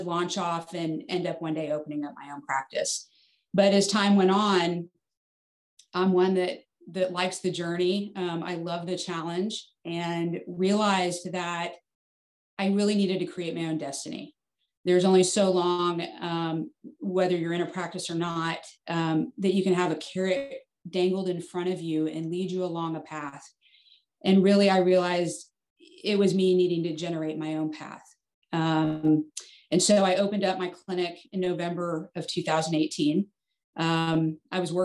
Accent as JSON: {"language": "English", "town": "Fort Worth", "region": "Texas", "country": "United States", "tie": "born or raised there", "also_born_or_lived": "Arizona", "said": "I grew up here in Fort Worth, Texas"}